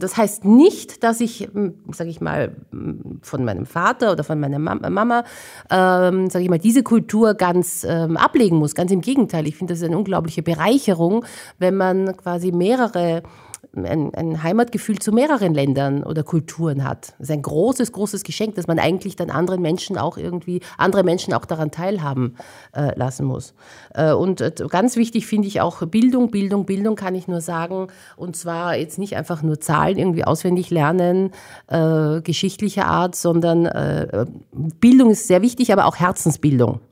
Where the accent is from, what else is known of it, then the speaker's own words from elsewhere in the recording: Vienna, Austria; ich bin in Wien geboren und aufgewachsen. Ich bin schon mit Leib und Seele Wienerin